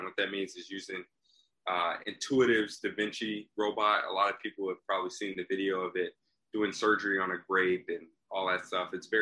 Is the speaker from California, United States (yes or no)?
yes; Long Beach, California, United States; also born or lived in Hawaii / Compton, California; I'm originally from Hawaii, grew up in sort of California, all over. Compton and Long Beach is what I really call home.